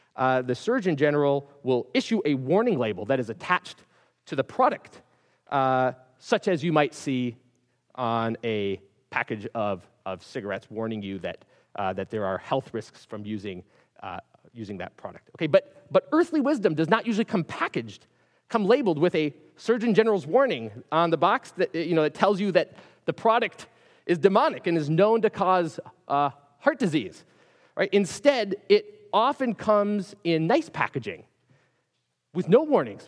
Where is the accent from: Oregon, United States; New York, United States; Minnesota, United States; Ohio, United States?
Minnesota, United States; Minneapolis; I grew up in Minneapolis, up in, up in the north